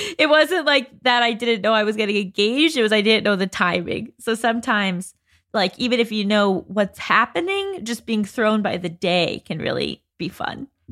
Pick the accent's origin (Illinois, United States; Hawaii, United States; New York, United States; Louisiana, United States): New York, United States; Westchester; moved away as an adult; now in Los Angeles, United States; I'm from Westchester, New York, but I've lived in L A since I was eighteen